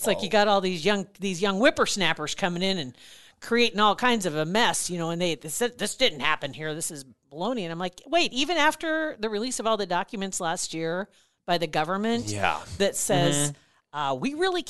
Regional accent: Ashland, United States; I grew up in Ashland

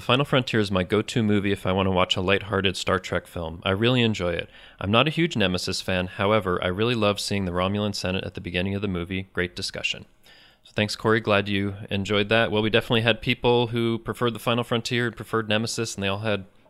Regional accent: East Germany, Germany; I grew up in East Germany in the 1980s during the last years of the Cold War with the Iron Curtain in front of my hometown.

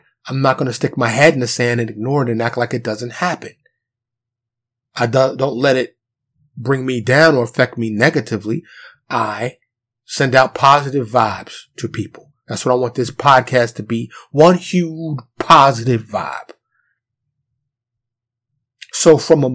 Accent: New York City, New York, United States; first language English; I'm from New York. Born and raised, native New Yorker, New York City

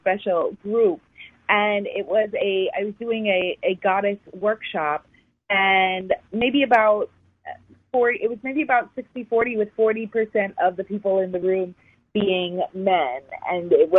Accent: New York City, New York, United States; I grew up in New York City, born and raised.

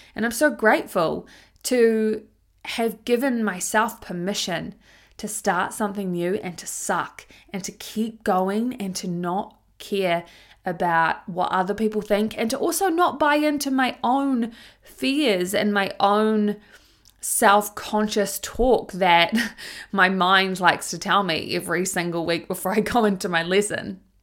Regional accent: Tauranga, Bay of Plenty, New Zealand; When I was a teenager growing up in Tauranga, New Zealand

